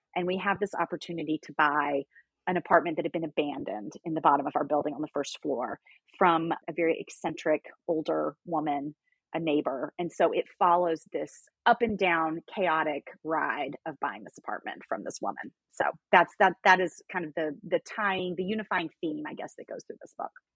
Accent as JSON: {"language": "English", "town": "Memphis", "region": "Tennessee", "country": "United States", "tie": "born or raised there", "also_born_or_lived": "North Carolina", "moved": "as an adult", "lives_now": "New York City, United States", "said": "I grew up in Memphis, in Tennessee"}